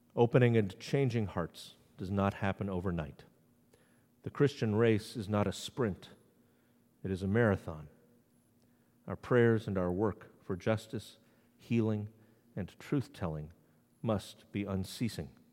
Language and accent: English; New England, United States; now in Maryland, United States; I live in Maryland, the Free State. I grew up in New England, where no lynchings have ever been documented